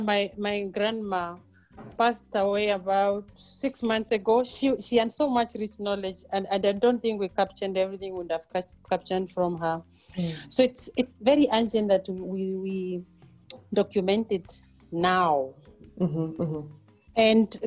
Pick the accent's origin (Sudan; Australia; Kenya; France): Kenya; Mbeere, eastern Kenya, Embu County; moved away as an adult; also born or lived in Europe; now in South Africa; I am a village girl born and bred in Kenya, in Mbere, in eastern part of Kenya